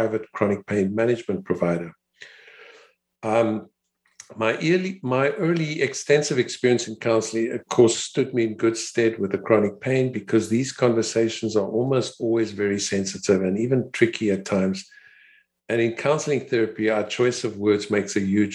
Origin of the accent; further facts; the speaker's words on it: Cape Town, Western Cape, South Africa; I was born in Cape Town, South Africa, where I attended school and qualified as a physician at the University of Cape Town